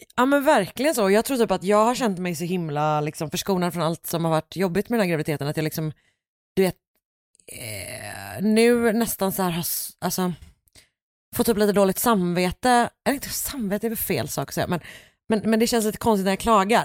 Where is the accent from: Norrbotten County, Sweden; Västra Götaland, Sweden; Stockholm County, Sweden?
Västra Götaland, Sweden; Gothenburg; jag är ju mycket mer villa, Alltså längre, mm. Eh, mer förorts, villa förorts situationen